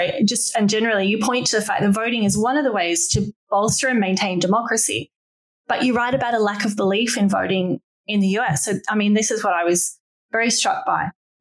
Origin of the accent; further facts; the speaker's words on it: Australia; now in Hong Kong; I'm from Australia where voting is compulsory. When I first left, I couldn't believe it wasn't anywhere else in the world. But now I live in Hong Kong